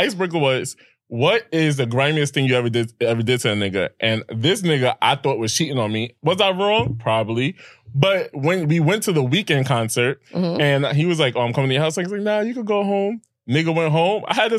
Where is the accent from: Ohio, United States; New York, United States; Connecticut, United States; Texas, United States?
New York, United States; Staten Island; I'm from Staten Island.